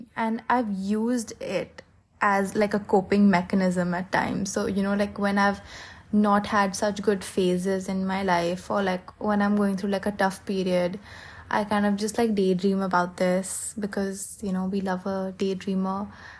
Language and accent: English; Philadelphia, Pennsylvania, United States; born there; I was born in Pennsylvania, in Philadelphia, and I wanted to just go back there.